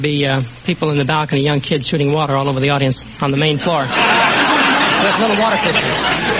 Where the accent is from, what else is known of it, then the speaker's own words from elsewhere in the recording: California, United States; I'm a native also.